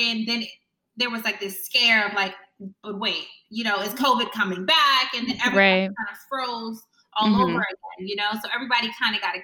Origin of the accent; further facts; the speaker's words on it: New York, United States; I'm from New York, got scouted, finished high school.